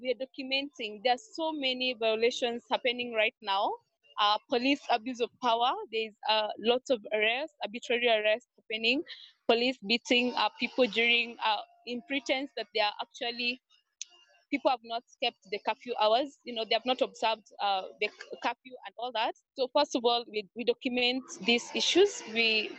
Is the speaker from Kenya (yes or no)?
yes; Nairobi, Kenya; So I grew up in Kayole. Kayole is an informal settlement in Nairobi.